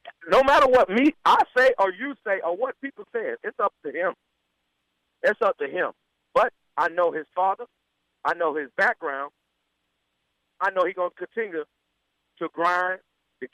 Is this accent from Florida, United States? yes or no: yes; Florida, United States; I'm from Florida